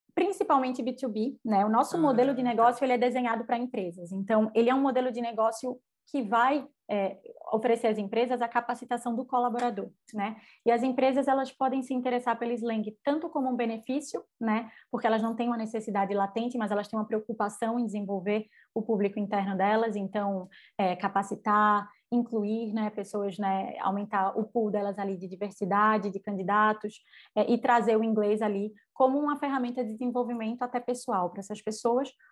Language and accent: Portuguese; Recife, Pernambuco, Brazil; accent: nordestino; sou nordestina, o sotaque não me deixa mentir, né? Com muito orgulho, recifense de sangue, de criação